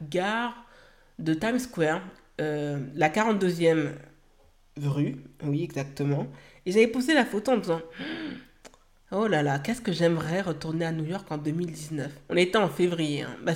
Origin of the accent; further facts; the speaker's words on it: Haiti; que cela aura un impact aussi pour mon pays d'origine qui est Haïti, que je sais que je vais pouvoir œuvrer à, aider les personnes sur place